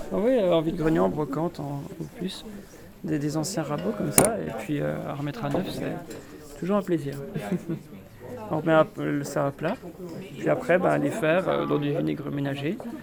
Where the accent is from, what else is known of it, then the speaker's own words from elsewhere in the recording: Montbéliard area, Bourgogne-Franche-Comté, France; moved away; Pont de Roide, à côté de ma région, enfin dans ma région d'origine